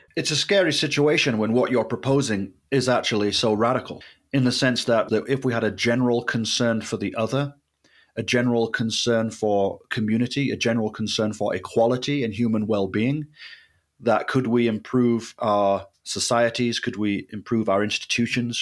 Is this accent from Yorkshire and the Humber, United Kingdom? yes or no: yes; Leeds, Yorkshire and the Humber, United Kingdom; I was in my hometown of Leeds